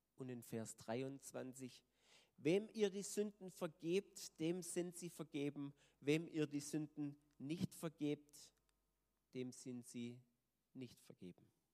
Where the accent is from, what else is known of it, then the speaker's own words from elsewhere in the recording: Germany; als Deutsche